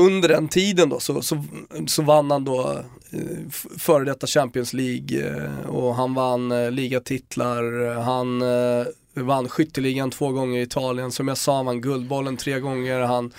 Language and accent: Swedish; Rönninge, Stockholm County, Sweden; jag är från Rönninge, ligger ganska nära Gröninge.